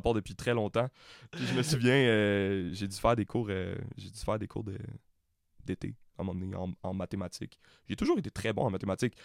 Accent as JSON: {"language": "French", "town": "Montreal", "region": "Quebec", "country": "Canada", "tie": "born or raised there", "said": "J'ai été élevé à Montréal-Nord"}